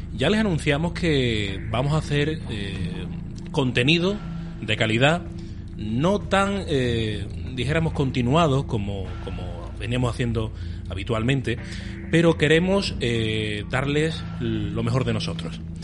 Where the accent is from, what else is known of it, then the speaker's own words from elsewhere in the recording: Málaga, Andalusia, Spain; somos de Málaga